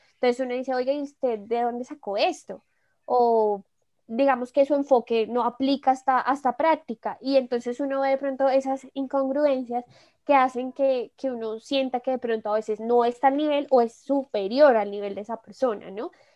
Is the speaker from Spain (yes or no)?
no; Colombia; como buen colombiano